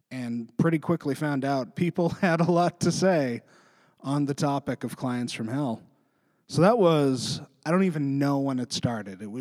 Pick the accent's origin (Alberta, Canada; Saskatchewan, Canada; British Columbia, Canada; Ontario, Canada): British Columbia, Canada; interior; moved away as an adult; also born or lived in Vancouver, Canada; now in Halifax, Canada; I grew up in BC.